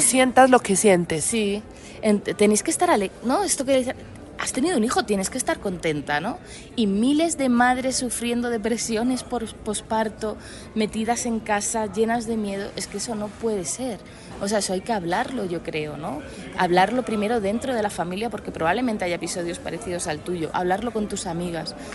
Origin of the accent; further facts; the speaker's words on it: Madrid, Community of Madrid, Spain; Yo soy de Madrid